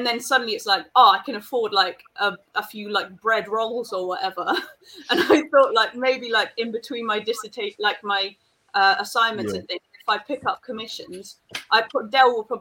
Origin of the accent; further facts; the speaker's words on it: Spain; we grew up in Spain